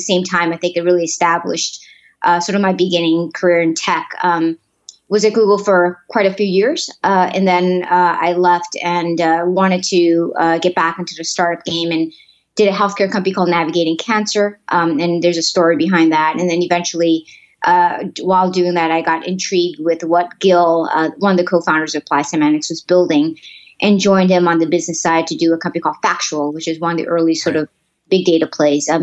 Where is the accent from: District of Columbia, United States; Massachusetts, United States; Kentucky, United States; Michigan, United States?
Massachusetts, United States; Boston; born or raised there; also born or lived in Mozambique